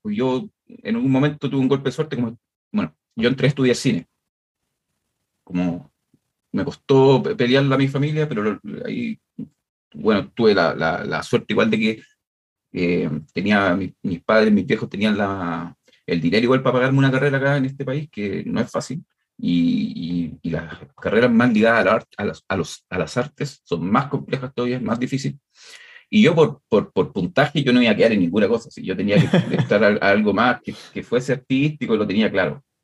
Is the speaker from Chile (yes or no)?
yes; Chile; acá en Chile